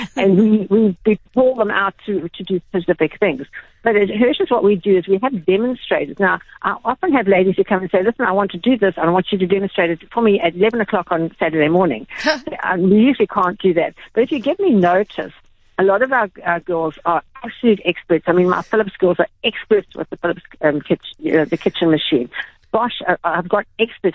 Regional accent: Durban, KwaZulu-Natal, South Africa; i grew up in Durban

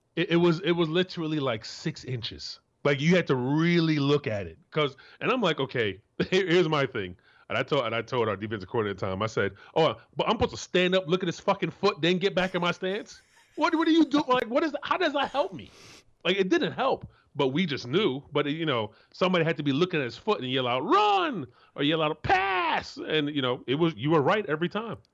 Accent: Florida, United States; moved away; I'm from Florida

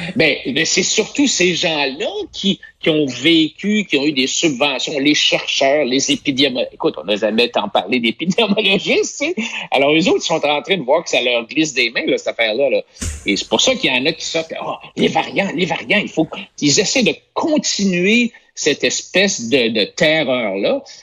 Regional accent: Quebec, Canada; on est Québécois

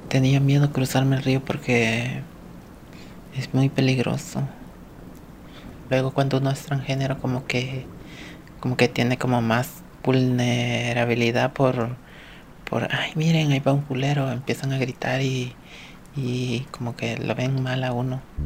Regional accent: El Salvador; moved away as an adult; now in United States; estando en mi país

